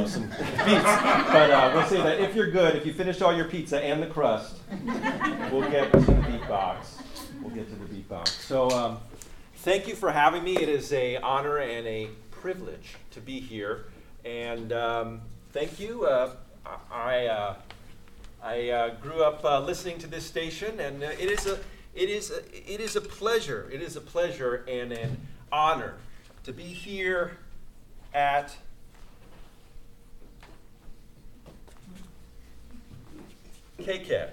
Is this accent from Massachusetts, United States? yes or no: no; Moss Beach, California, United States; I grew up in Moss Beach by Half Moon Bay